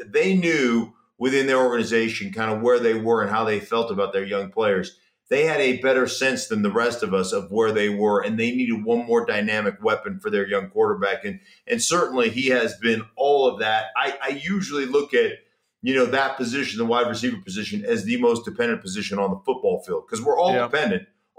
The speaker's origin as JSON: {"language": "English", "region": "Missouri", "country": "United States", "said": "I'm from Missouri."}